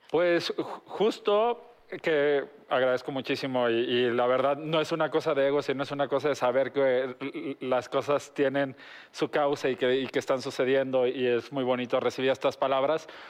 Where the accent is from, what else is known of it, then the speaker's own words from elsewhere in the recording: Mexico; somos los mexicanos